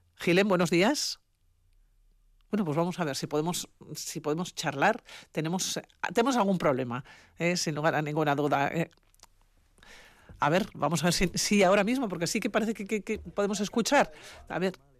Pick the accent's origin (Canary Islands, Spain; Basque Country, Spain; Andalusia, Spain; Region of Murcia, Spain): Basque Country, Spain; somos muchos los vascos